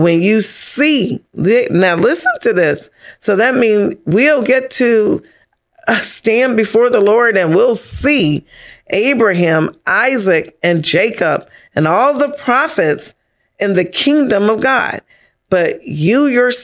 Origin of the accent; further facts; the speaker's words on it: Bahamas; I come from Bahamas